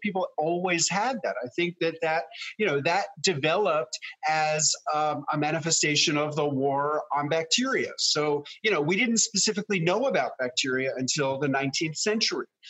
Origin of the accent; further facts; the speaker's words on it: New York City, New York, United States; moved away as an adult; also born or lived in rural Tennessee; now in Tennessee, United States; as a kid growing up in New York City